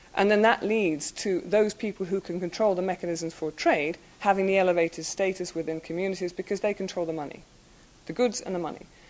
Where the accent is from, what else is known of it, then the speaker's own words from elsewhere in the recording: United Kingdom; being British